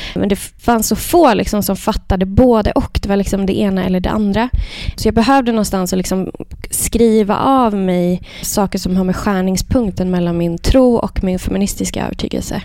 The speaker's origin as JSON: {"language": "Swedish", "region": "Värmland", "country": "Sweden", "tie": "born or raised there", "said": "jag är uppväxt i Värmland"}